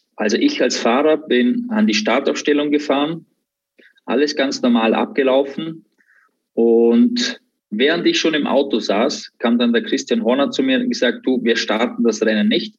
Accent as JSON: {"language": "German", "country": "Austria", "tie": "born or raised there"}